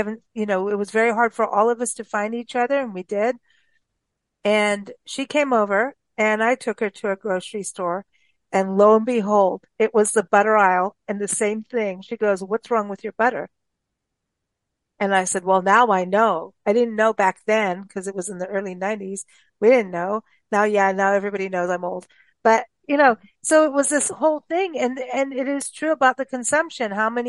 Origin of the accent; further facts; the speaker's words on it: Kenya; also born or lived in South Africa; I was raised in Kenya and South Africa, and it was South Africa. I was in my more becoming an adult teenager kind of thing at that point.